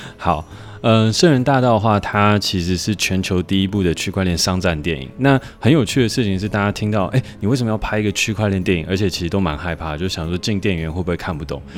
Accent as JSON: {"language": "Chinese", "town": "Hsinchu", "region": "Hsinchu City", "country": "Taiwan", "tie": "born or raised there", "said": "我从小其实就在新竹科学园区长大"}